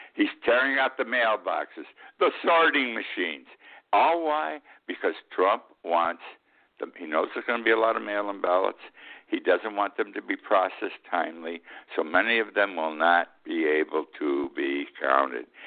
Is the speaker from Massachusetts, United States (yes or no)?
no; Utica, New York, United States; 14 miles from my hometown of Utica